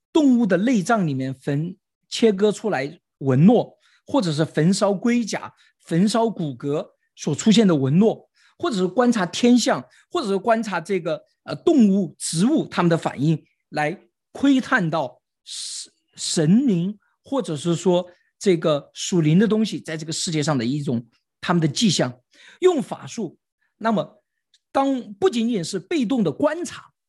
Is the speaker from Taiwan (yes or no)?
no; China; 我们中国人是最擅长操纵的民族。